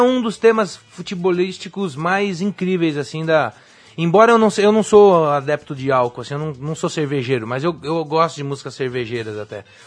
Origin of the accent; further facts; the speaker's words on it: Brazil; sou brasileiro